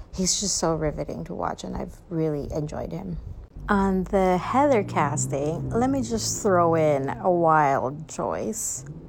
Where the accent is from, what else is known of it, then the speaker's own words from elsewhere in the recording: Philippines; now in Singapore; I'm also Filipino